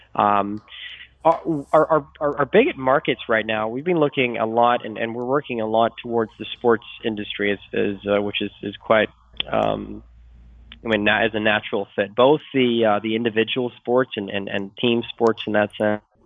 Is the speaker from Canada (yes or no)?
no; Sweden; moved away; I'm from Sweden, or, uh, Sweden originally